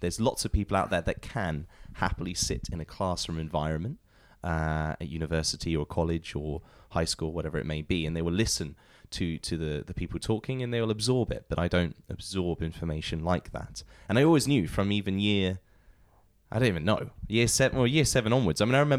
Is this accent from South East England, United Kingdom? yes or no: yes; Portsmouth, South East England, United Kingdom; I'm originally from Portsmouth.